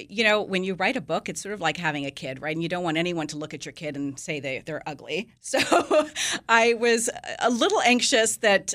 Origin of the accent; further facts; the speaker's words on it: Nigeria; also born or lived in India / England / Greece; I happen to have been born there, but I grew up in India, I mean, in Nigeria, and went to school in England and lived in Greece.